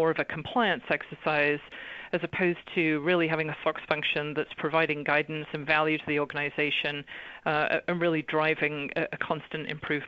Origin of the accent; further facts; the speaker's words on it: England, United Kingdom; now in Los Angeles, United States; So you might be asking, why is an English girl talking about a US regulation? But the reality is I've been in the US for over 25 years now